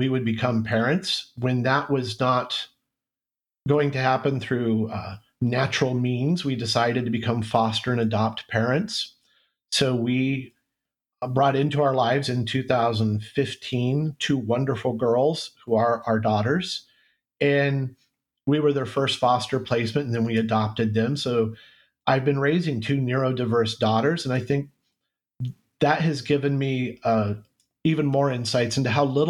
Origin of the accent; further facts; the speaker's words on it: Central California, United States; moved away as an adult; also born or lived in Minnesota; And my wife and I were both born and raised in Central California